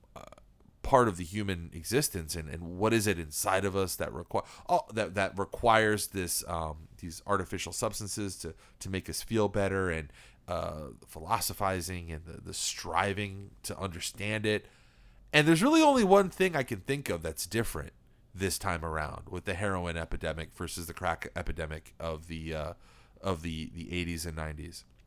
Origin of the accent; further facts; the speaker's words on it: East Coast, United States; we were raised in the East Coast